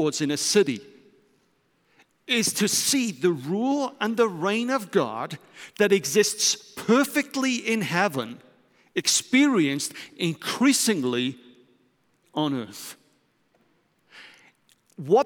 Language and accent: English; United Kingdom; moved away as an adult; also born or lived in London / Germany; now in Netherlands; I'm British